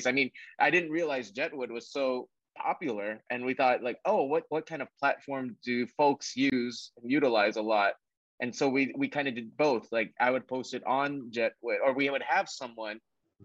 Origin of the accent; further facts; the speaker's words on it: Honolulu, Hawaii, United States; also born or lived in San Francisco / New York City; now in Jersey City, United States; I'm from Honolulu